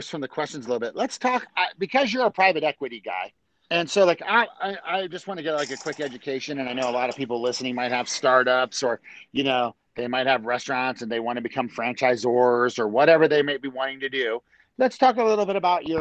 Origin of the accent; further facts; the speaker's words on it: Maryland, United States; I grew up in Maryland.